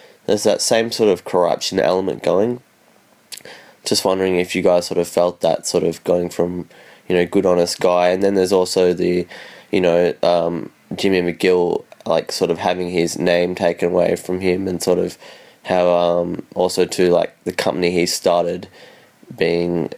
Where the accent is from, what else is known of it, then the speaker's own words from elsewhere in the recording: Australia; I'm from Australia, if you can't tell from my accent